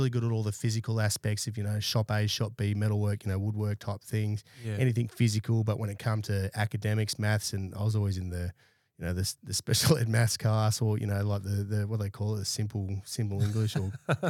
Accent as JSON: {"language": "English", "town": "Brisbane", "region": "Queensland", "country": "Australia", "tie": "born or raised there", "said": "So I grew up in East Brisbane, 1984 I was born."}